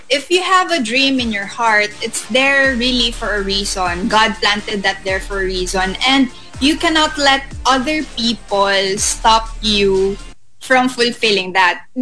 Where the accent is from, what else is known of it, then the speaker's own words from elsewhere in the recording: Davao City, Davao Region, Philippines; moved away; also born or lived in Manila; I'm a provinciana from Davao and then I came into Manila really auditioning.